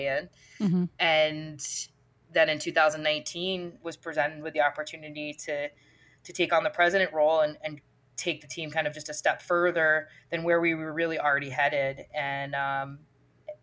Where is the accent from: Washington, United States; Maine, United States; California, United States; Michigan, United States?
Maine, United States; Auburn; moved away as an adult; I could not be more obsessed with Maine, and I always knew that life would lead me back here, but the fact that I'm contributing to a business that's in my hometown